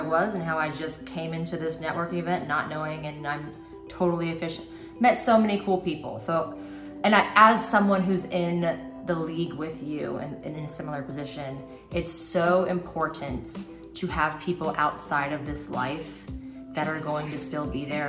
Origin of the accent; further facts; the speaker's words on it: Tampa, Florida, United States; I didn't understand Jacksonville because I came from Tampa and St. Pete, where there's always something to do.